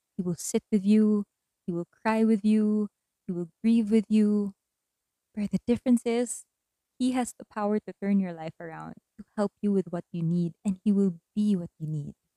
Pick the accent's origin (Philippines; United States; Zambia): Philippines; also born or lived in Manila; an earthquake happened in my hometown and I had to move back because my family needed me that time